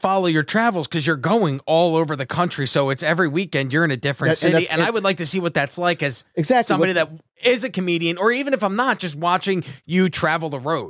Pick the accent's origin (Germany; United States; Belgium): United States; Atlantic City, New Jersey; Cause I grew up in Atlantic City.